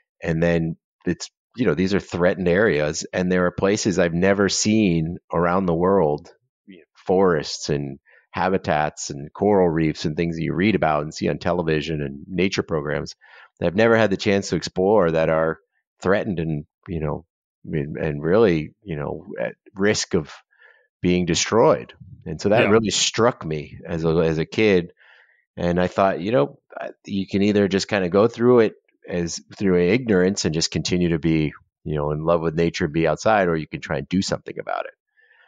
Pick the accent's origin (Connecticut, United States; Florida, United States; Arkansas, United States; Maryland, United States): Florida, United States; And we grew up in Southern Florida. And, you know, there's still pretty wild at that point.